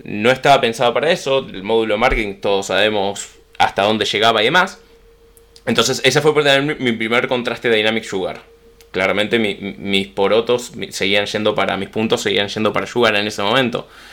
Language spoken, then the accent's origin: Spanish; Buenos Aires, Argentina; accent: Rioplatense; soy de Buenos Aires, nacido, criado, pura cepa porteño